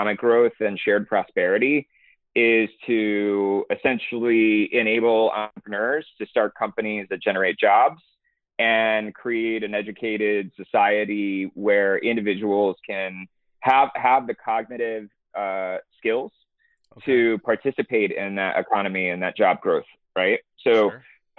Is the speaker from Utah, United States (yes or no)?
no; Houston, Texas, United States; also born or lived in Massachusetts / Boston; I grew up in Houston, Texas